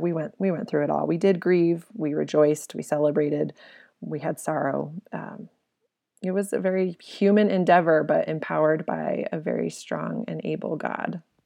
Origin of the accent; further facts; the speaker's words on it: Colorado, United States; moved away as an adult; also born or lived in Okinawa, Japan; We're from Colorado.